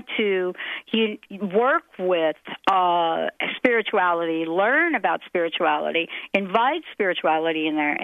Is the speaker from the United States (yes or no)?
yes; East Coast, United States; now in Seattle area, United States; I grew up on the East Coast